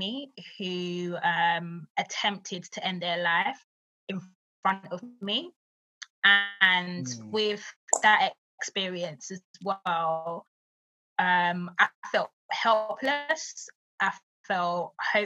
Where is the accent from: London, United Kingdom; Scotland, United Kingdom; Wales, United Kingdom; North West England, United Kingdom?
London, United Kingdom; I grew up in East London, grew up in what they would call the hood